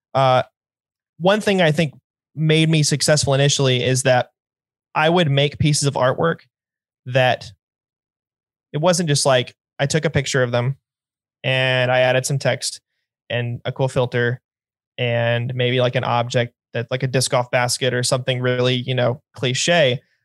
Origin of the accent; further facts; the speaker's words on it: North Carolina, United States; I'm from North Carolina